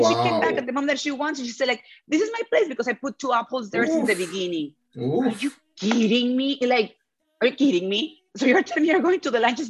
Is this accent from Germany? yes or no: no; Mexico; English is a second language; moved away as an adult; now in Tel Aviv, Israel; in my hometown